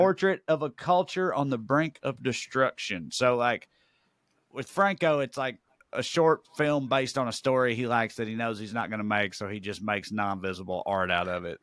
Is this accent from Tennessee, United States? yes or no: yes; Celina, Tennessee, United States; moved away; I just came back from my hometown of Salina, Tennessee. I was there for a little over a week, catching up with some old friends, working on the house I grew up